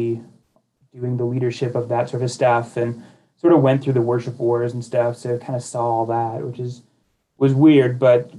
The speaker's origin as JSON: {"language": "English", "region": "west coast of Canada", "country": "Canada", "also_born_or_lived": "Edmonton, Alberta / Madison, Wisconsin", "moved": "as an adult", "lives_now": "United States", "said": "I'm from the west coast of Canada originally"}